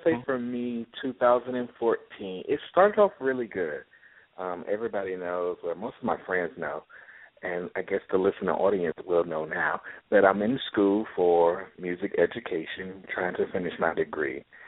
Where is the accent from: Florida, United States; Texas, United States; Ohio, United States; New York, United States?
Florida, United States; Jacksonville; I'm from the beautiful city of Jacksonville, Florida